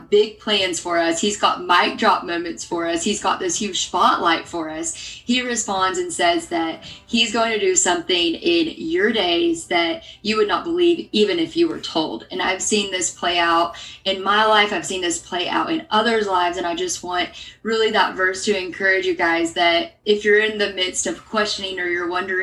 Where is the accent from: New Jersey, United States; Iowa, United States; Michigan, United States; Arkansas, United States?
Arkansas, United States; moved away as an adult; also born or lived in Pepperdine University, California; I am a Southern girl at heart. So I grew up in Arkansas.